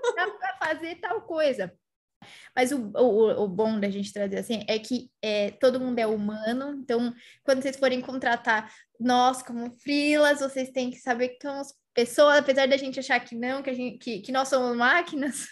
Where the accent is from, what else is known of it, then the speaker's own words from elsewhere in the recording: São Paulo, Brazil; eu sou de São Paulo